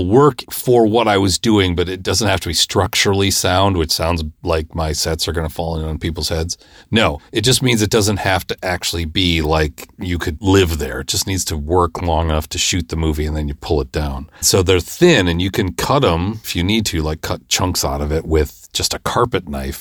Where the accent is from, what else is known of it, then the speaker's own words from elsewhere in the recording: Midwest, United States; I'm from the Midwest.